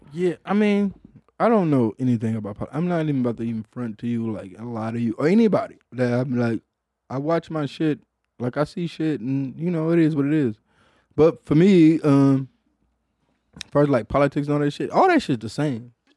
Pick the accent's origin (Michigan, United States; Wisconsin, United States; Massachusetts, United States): Michigan, United States; Detroit; I'm from Detroit